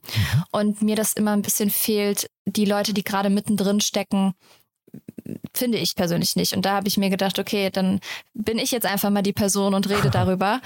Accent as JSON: {"language": "German", "region": "Rhineland", "country": "Germany", "said": "Also ich komme aus dem Rheinland, ich bin relativ locker und so"}